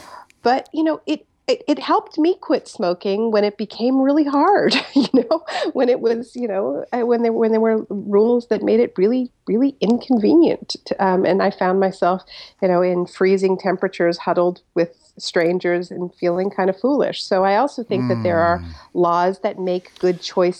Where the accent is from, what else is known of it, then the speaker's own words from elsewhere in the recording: Canada; I'm Canadian